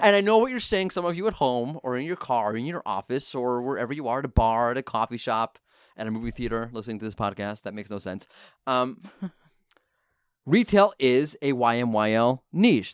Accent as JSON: {"language": "English", "region": "New York", "country": "United States", "said": "I'm from New York"}